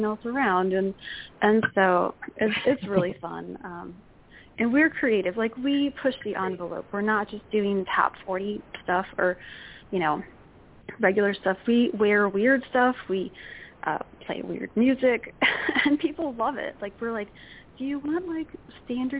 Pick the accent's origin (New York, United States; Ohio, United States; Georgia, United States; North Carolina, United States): Ohio, United States; Dayton; my hometown, Dayton, Ohio